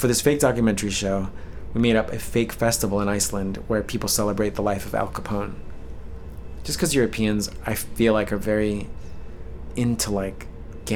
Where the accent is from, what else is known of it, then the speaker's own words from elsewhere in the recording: New York, United States; as a New Yorker